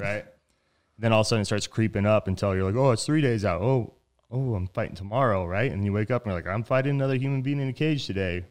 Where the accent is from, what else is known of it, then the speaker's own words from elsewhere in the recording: Reno, Nevada, United States; moved away as an adult; also born or lived in Tempe, Arizona; I'm from Reno, Nevada